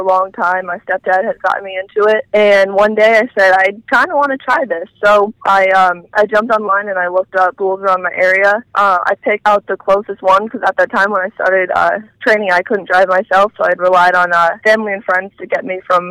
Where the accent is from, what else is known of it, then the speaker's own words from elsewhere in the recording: Warwick, Rhode Island, United States; I was born here in Rhode Island, born and raised, and I grew up in Warwick, Rhode Island, which is a small little city right outside of Providence, our capital.